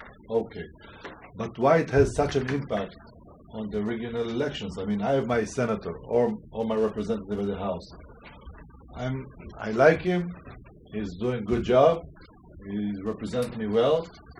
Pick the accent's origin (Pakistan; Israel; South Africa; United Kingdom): Israel; moved away as an adult; now in Cambridge, United States; I'm coming from Israel